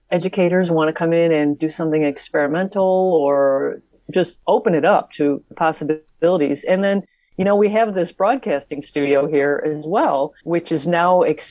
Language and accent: English; Chicago and then Northwest Indiana, United States; I grew up in the Chicago and then Northwest Indiana area